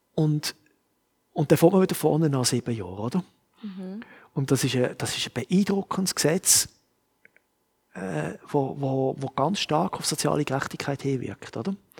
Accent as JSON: {"language": "German", "country": "Switzerland", "said": "Ich bin Schweizer und ich sehe die Welt mit Schweizer Augen"}